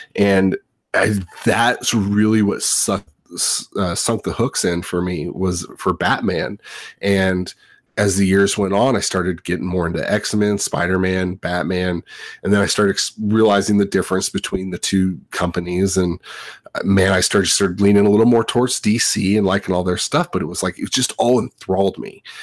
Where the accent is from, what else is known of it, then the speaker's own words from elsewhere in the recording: Southern California, United States; I grew up in Southern California